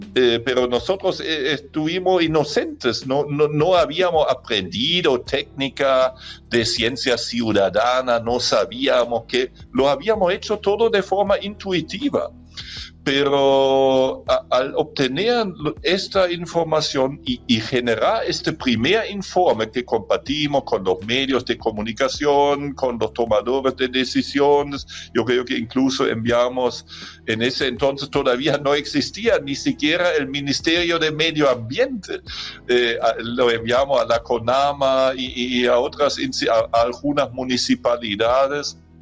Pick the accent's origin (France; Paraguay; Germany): Germany; accent: German; Spanish is a second language; moved away as an adult; now in Chile; cuando nosotros estuvimos niños en Alemania, de donde yo soy, como ya se han dado cuenta por mi acento